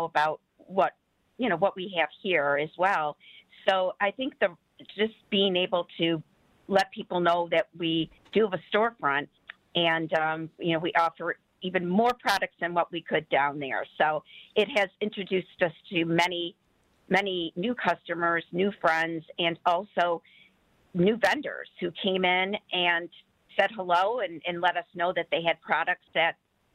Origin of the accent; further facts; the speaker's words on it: Detroit, Michigan, United States; We were raised in the Detroit area